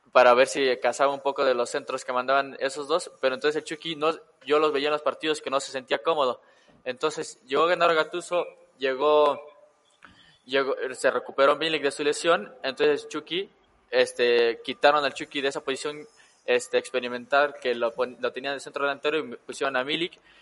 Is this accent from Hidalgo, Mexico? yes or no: yes; Tepeji del Río, Hidalgo, Mexico; somos originarios del mismo municipio de Hidalgo, Tepeji del Río.